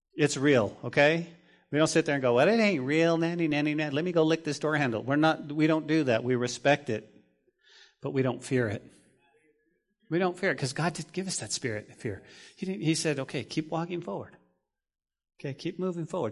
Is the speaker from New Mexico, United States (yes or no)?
yes; New Mexico, United States; Growing up in New Mexico, we would often make money as kids to pull weeds